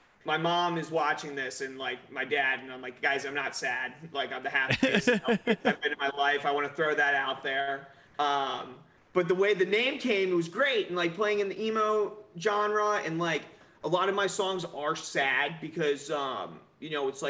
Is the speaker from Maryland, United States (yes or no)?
yes; Southern Maryland, United States; we grew up in Southern Maryland.